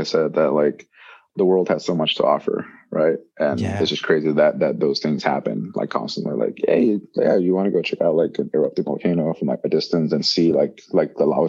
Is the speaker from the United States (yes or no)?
yes; El Paso, Texas, United States; also born or lived in Mexico; now in Costa Rica; I grew up in El Paso in like a desert